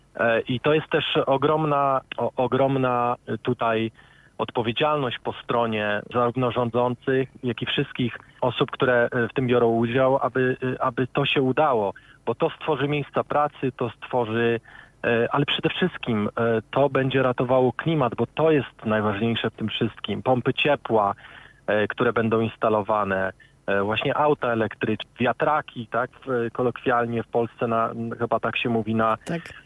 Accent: Szczecin, West Pomeranian Voivodeship, Poland; moved away as an adult; now in United Kingdom; Prawie 15 lat temu wyjechałem z Polski, ale pochodzę ze Szczecina

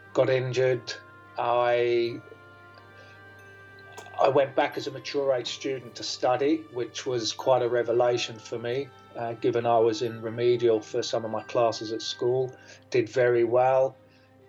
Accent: Jersey; moved away as an adult; also born or lived in Australia; I am born in Jersey in the Channel Islands. I moved to Australia when I was 26 years old. I lived there for just under 22 years. And I now find myself back in Jersey

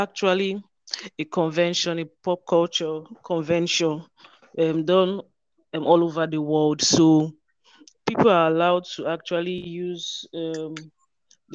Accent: Rivers State, Nigeria; I'm from Rivers State, Nigeria.

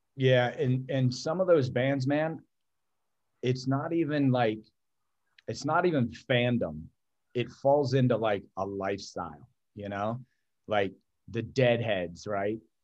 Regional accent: Youngstown, Ohio, United States; also born or lived in Canfield, Ohio; born and raised in Youngstown, Ohio, went to, uh, inner city schools

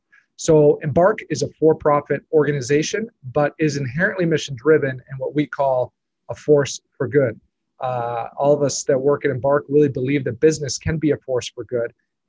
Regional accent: Lima, Peru; moved away as an adult; now in United States; I grew up in Peru, Lima, where my parents are social workers and originally moved down as missionaries back in the 80s. I graduated high school from Peru

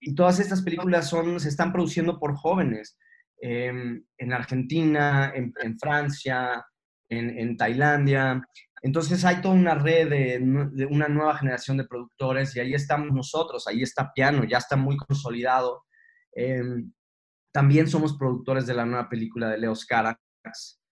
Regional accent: Mexico; cuando me preguntan que de dónde soy y digo que soy mexicano

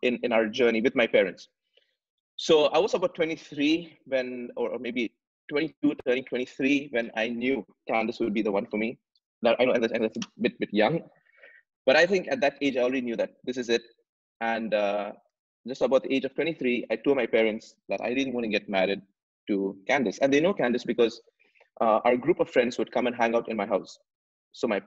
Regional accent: Dubai, United Arab Emirates; I was born and raised in Dubai.

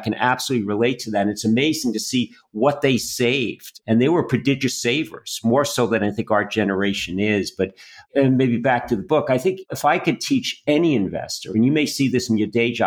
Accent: Yonkers, New York, United States; now in Boston, United States; And as a Bostonian, although I'm from Yonkers, New York

